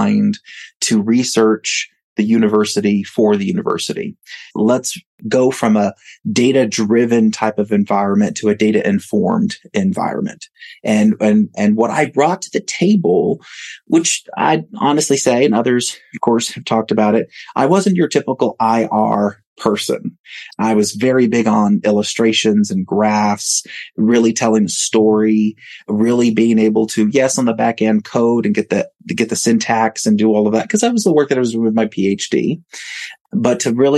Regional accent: Falfurrias, Texas, United States; also born or lived in New York City; now in Kerrville, United States; I'm originally from a small town south of here called Falfurrias

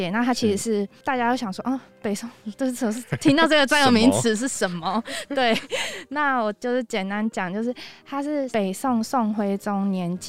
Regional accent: Taiwan; moved away as an adult; now in Seoul, South Korea; 我是台湾人。

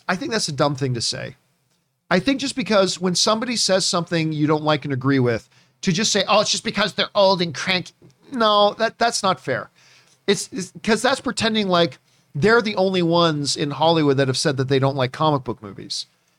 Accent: Halifax, Nova Scotia, Canada; moved away; I was born in Halifax, Nova Scotia. That's where I was born.

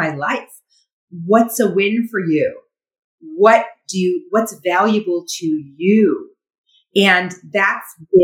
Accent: Indiana, United States; also born or lived in Wisconsin / Chicago; now in Las Vegas, United States; I grew up in the Midwest and born in Wisconsin, grew up in Indiana, moved to Las Vegas from Chicago.

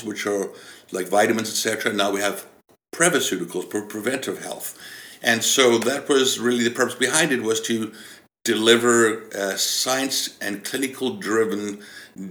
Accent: South Africa; moved away as an adult; now in British Columbia, Canada; I was born and raised in South Africa

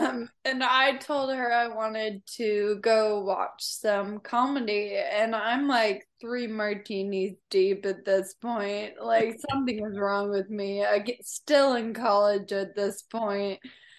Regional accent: Franklin, Tennessee, United States; now in Nashville, United States; I'm from Franklin, which is like a small town, 30 minutes south of here.

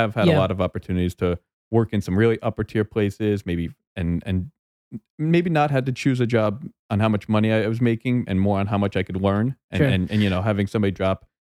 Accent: New York, United States; moved away as an adult; also born or lived in Long Island / California; New York

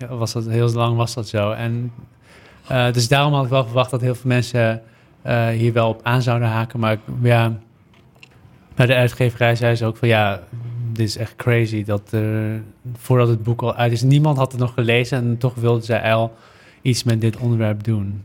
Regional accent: Netherlands; Ik ben opgegroeid in Nederland.

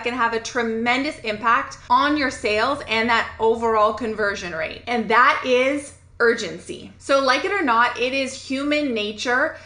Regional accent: Canada; I'm a Canadian

